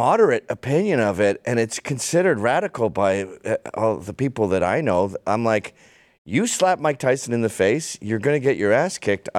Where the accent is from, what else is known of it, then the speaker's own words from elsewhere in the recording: Ottawa, Ontario, Canada; moved away; we had, like, three dudes in our scene in Canada where I grew up in Ottawa.